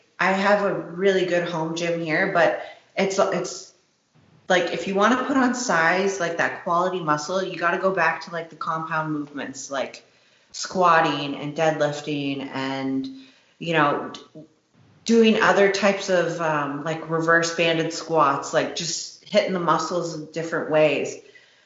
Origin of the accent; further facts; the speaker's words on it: Toronto, Ontario, Canada; the Toronto Pro Show as well, because that's like my hometown